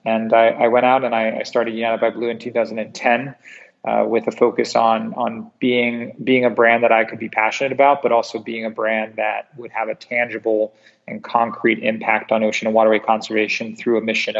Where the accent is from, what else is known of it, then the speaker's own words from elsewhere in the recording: Singapore; And I was raised in Southeast Asia, predominantly in Singapore.